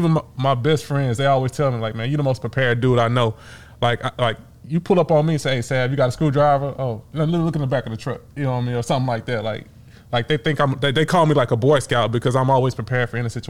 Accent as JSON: {"language": "English", "region": "the South", "country": "United States", "said": "And I'm from the South, right?"}